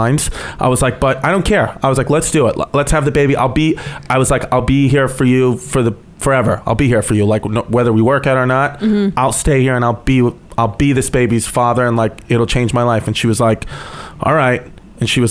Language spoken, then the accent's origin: English; New York City, New York, United States; moved away; I'm originally from Brooklyn